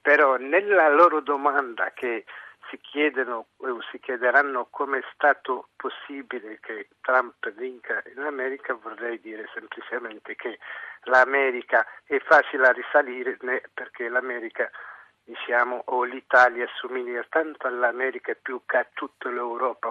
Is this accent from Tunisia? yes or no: yes; Tunisia; now in Italy; io sono tunisino.